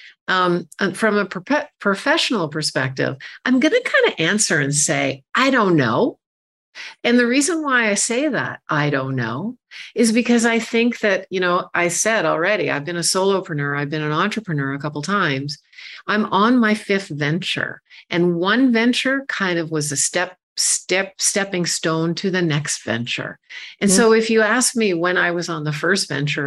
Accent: Canada; I'm a Canadian woman

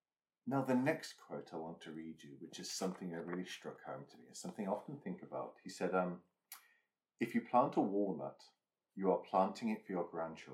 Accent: Lincolnshire, East Midlands, United Kingdom; near where I grew up in Lincolnshire

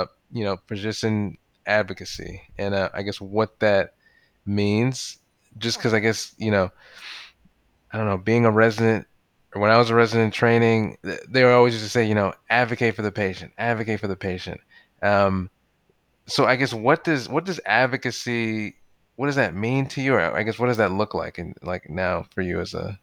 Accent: Maryland, United States; I'm more from the Maryland area.

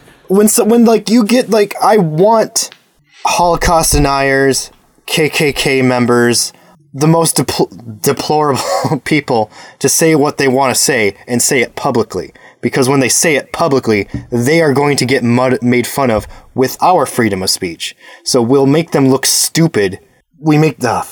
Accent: United States; I was born in America

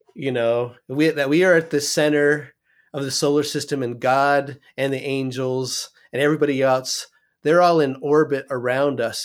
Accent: California, United States; I'm from California

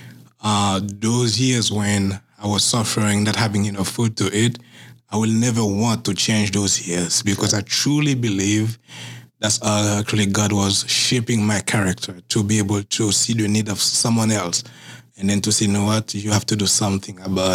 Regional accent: Haiti; moved away as an adult; now in Massachusetts, United States; growing up in Haiti, mm-hmm. I was very, very poor

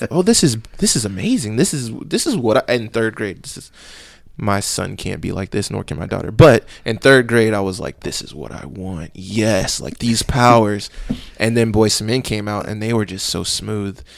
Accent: Katy, Texas, United States; I grew up in Katy

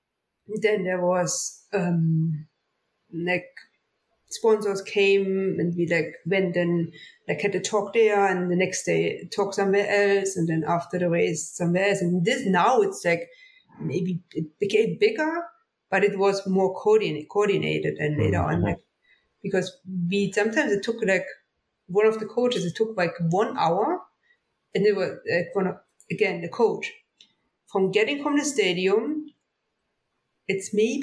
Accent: Oberhof, Thuringia, Germany; English is a second language; moved away as an adult; now in Lake Placid, United States; my hometown, Oberhof

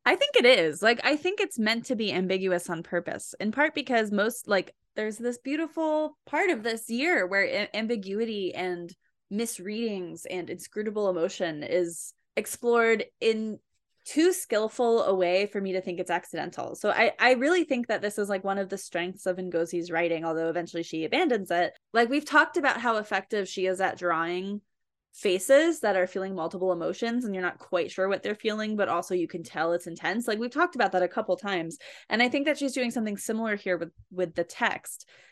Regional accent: New Jersey, United States; I am from New Jersey

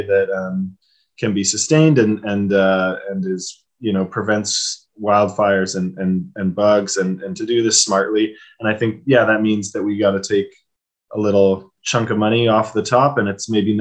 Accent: Ontario, Canada; moved away; I grew up in Ontario as well, and my mom lives in Cambridge.

